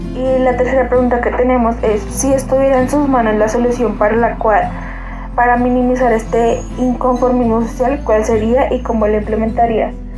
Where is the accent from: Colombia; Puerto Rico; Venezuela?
Colombia